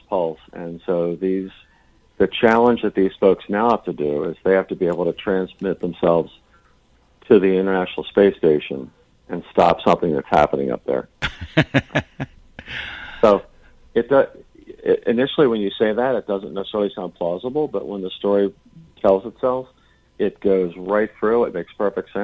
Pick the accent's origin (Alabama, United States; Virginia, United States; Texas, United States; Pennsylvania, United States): Pennsylvania, United States; Philadelphia; When I grew up in Philly